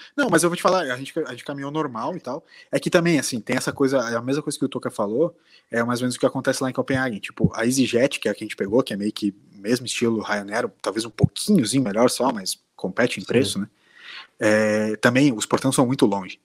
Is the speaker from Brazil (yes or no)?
yes; Brazil; a gente era brasileiro